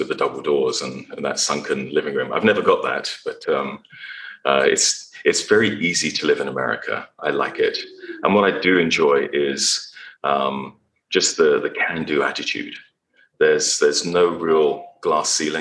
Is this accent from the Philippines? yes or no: no; England, United Kingdom; moved away as an adult; also born or lived in Texas, United States; now in United States; growing up in England